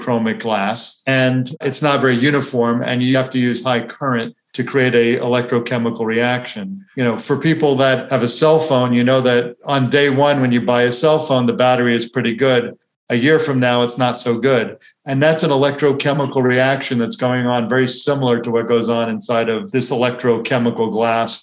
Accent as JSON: {"language": "English", "region": "Florida", "country": "United States", "tie": "born or raised there", "said": "I grew up in Florida where you'd park your car at the beach for 2 hours and you wouldn't be able to sit in it"}